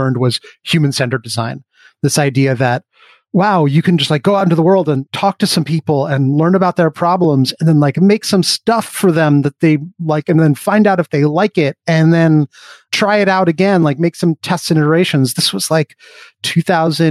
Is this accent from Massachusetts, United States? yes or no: no; New York City, New York, United States; I grew up on the Upper West Side of Manhattan